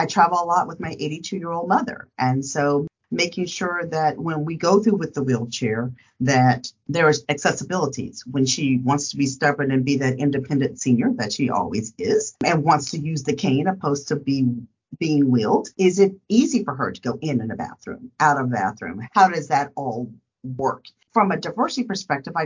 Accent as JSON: {"language": "English", "town": "Dallas", "region": "Texas", "country": "United States", "said": "I hail from Dallas, Texas"}